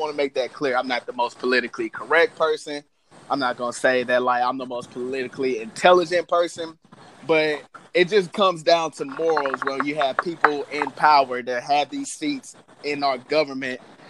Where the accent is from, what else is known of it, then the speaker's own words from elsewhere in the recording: St. Louis, Missouri, United States; I'm from St. Louis, USA.